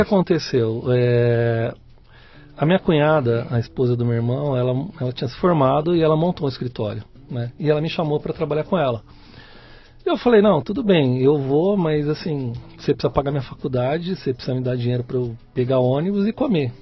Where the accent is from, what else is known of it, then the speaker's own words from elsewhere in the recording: São Paulo, Brazil; Eu sou paulistano, nasci em São Paulo, é? aqui em São Miguel Paulista